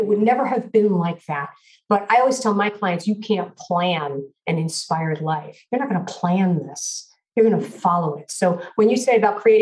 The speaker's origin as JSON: {"language": "English", "town": "New York City", "region": "New York", "country": "United States", "tie": "born or raised there", "said": "I grew up in Brooklyn, New York, and my family was Orthodox Jewish."}